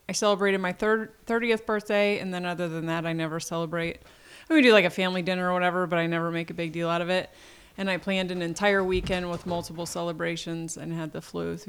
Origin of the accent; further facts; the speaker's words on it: Delaware, United States; also born or lived in Portland; I was born in Delaware. My father was from Delaware. And when my parents split when I was two, my mom moved to Portland.